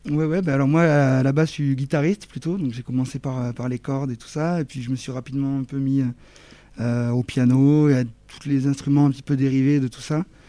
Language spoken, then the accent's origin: French; Toulouse, Occitania, France; je suis, je suis de Toulouse